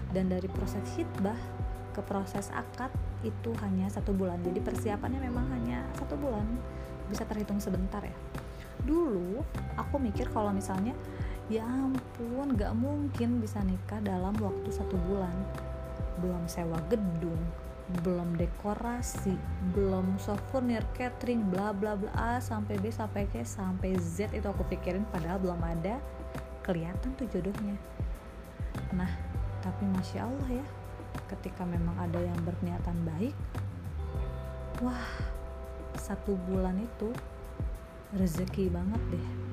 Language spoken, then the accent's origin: Indonesian; Sukabumi, West Java, Indonesia; moved away as an adult; now in Bandung, Indonesia; aku lahir dan dibesarkan di Sukabumi